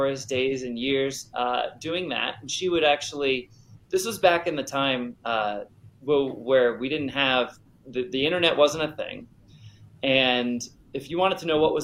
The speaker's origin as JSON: {"language": "English", "region": "Rhode Island", "country": "United States", "tie": "born or raised there", "said": "Didn't have a lot of magicians that I knew at that time in growing up in Rhode Island, or even magic shops."}